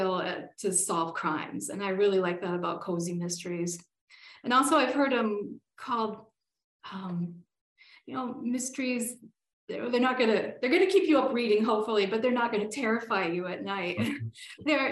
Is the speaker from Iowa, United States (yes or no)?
no; northern Pennsylvania, United States; now in Colorado, United States; My hometown is back in Pennsylvania, a small town up in the north of Pennsylvania